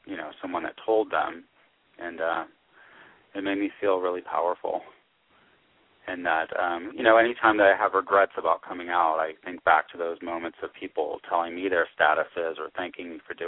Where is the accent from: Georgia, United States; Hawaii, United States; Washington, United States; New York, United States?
Georgia, United States; moved away as an adult; I'm from the Deep South